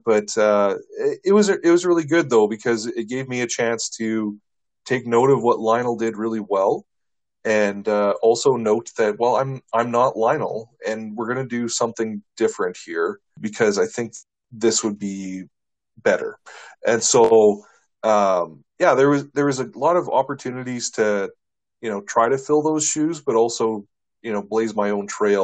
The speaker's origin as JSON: {"language": "English", "town": "Shaunavon", "region": "Saskatchewan", "country": "Canada", "tie": "born or raised there", "said": "I'm from Southern Saskatchewan originally"}